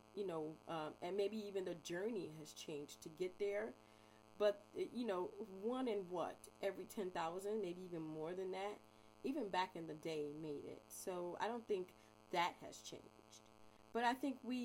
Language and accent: English; Chicago, Illinois, United States; I'm from Chicago